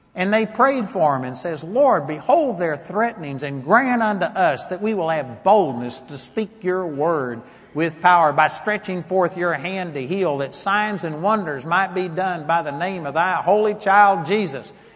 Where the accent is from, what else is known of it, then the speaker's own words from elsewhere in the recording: United States; I'm a Christian more than I'm an American